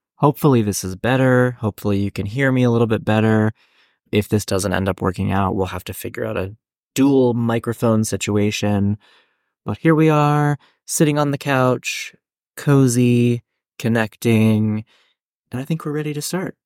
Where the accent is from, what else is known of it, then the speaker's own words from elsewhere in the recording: Hannastown, Pennsylvania, United States; also born or lived in Japan; I grew up in this small town called Hannahstown, Pennsylvania.